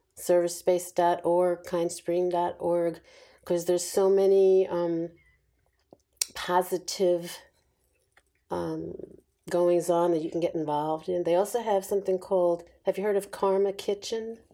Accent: New York, United States; I was born and raised in New York

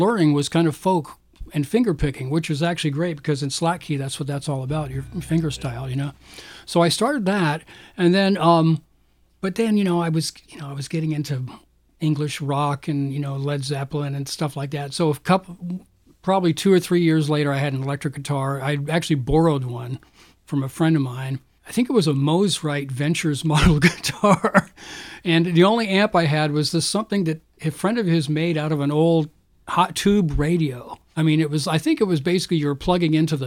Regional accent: Florida, United States; also born or lived in Canada; I grew up in Florida. I was actually born in Canada, but my family moved to Florida when I was really young

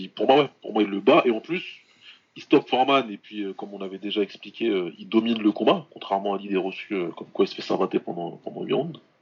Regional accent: France; on est français

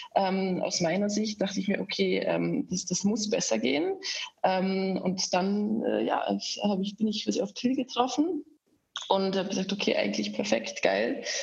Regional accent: Austria; accent: rolling R; moved away as an adult; now in Germany; Ich bin eigentlich Österreicherin. Das hört man so ein bisschen an meinem rollenden R, dass ich nie so wirklich losgeworden bin.

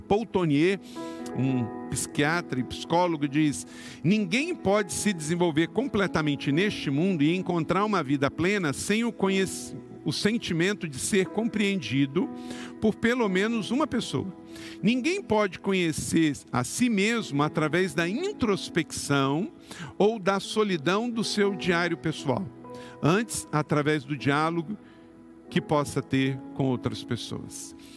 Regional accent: Macaé, Rio de Janeiro, Brazil; Eu nasci em Córrego do Ouro quinto distrito de Macaé, no interior do estado do Rio

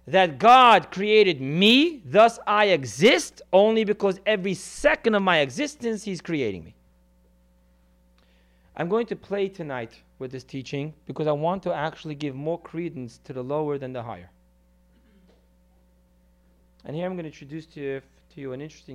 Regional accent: California, United States; growing up in California

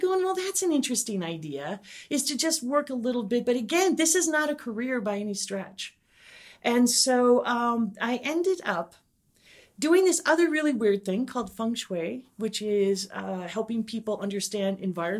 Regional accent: Midwest, United States; And they found out I was from the Midwest.

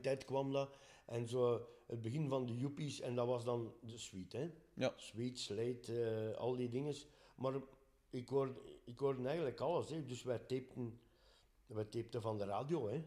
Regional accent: Dendermonde, Flanders, Belgium; we zijn van Dendermonde

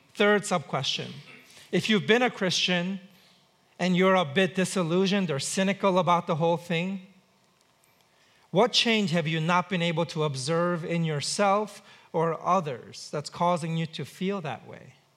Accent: New York City, New York, United States; grew up in New York City

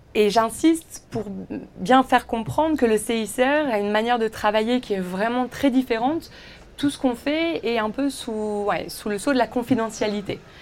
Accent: Villeneuve-d'Ascq, Hauts-de-France, France; moved away as an adult; also born or lived in Roubaix / Paris / Aix-en-Provence; je suis née à Roubaix, dans le nord de la France. J'ai été dans la même école, de la petite maternelle euh, au lycée, euh, à Villeneuve d'Ascq

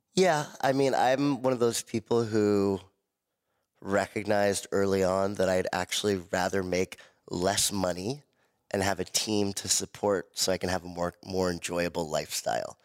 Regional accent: Malibu, California, United States; also born or lived in Miami; growing up in Malibu around a family of entrepreneurs

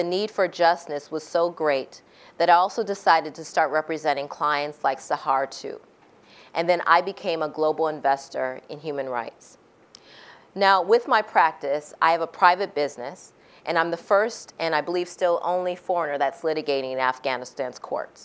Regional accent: United States; me as an American lawyer

